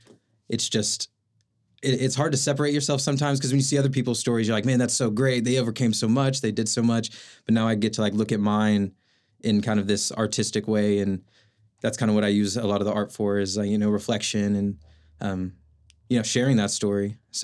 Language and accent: English; Oklahoma City, Oklahoma, United States; Yeah, I'm from South Oklahoma City, Moore area, born and raised there. My family lives out in Tuttle, went to school in Edmond, kind of moved up and down 35 there.